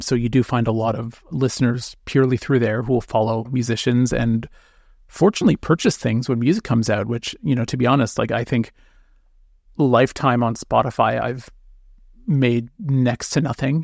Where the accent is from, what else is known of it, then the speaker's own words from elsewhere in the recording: North Bay, Ontario, Canada; now in Toronto, Canada; I was born in North Bay, Ontario